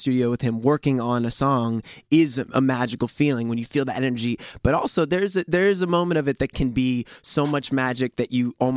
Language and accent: English; New York, United States; being a New Yorker